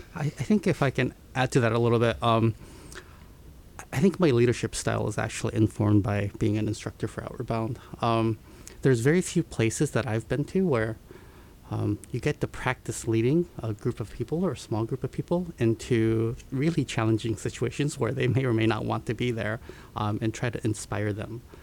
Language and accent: English; Seattle, Washington, United States; also born or lived in Tokyo, Japan; I was born in Tokyo and moved to um, Seattle when I was six years old with my parents